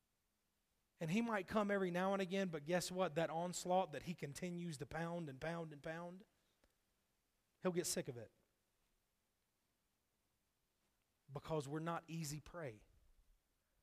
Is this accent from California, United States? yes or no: no; North Carolina, United States; from right around my hometown in North Carolina